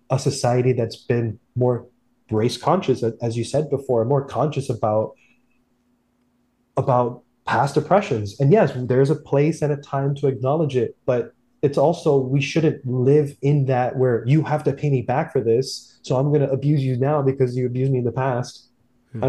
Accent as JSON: {"language": "English", "region": "South Florida", "country": "United States", "tie": "born or raised there", "said": "growing up in South Florida, it's a very insular community."}